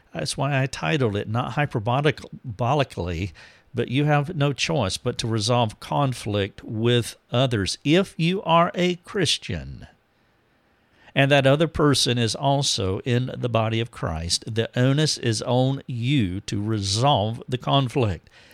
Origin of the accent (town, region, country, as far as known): United States